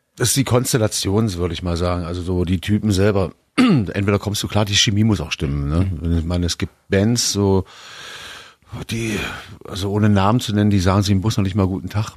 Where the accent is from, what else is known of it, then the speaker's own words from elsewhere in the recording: East Germany, Germany; Ich komme aus dem Osten.